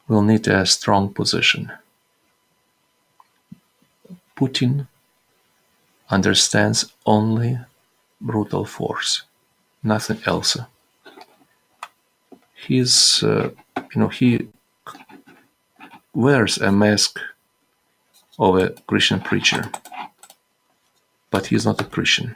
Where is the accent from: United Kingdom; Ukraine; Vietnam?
Ukraine; Western Ukraine; now in Kyiv, Ukraine; I am from the Western Ukraine, from that territory that was under Polish authority, was part of Poland.